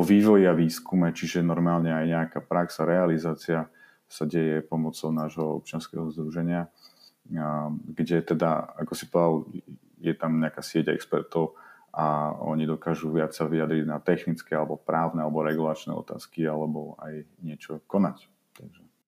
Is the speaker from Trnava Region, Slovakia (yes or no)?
no; Bratislava, Bratislava Region, Slovakia; ja som z Bratislavy